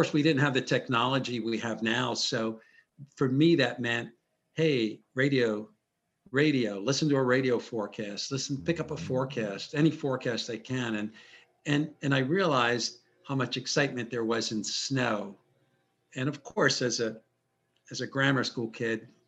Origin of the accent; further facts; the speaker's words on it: New Brunswick, New Jersey, United States; I grew up in New Jersey, in New Brunswick, home of Rutgers University